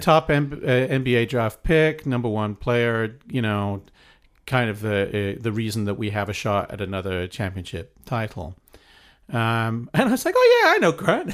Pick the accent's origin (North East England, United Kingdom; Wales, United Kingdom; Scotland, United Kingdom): Wales, United Kingdom; moved away as an adult; also born or lived in East Anglia / Cambridge; now in United States; I, I, I grew up in Wales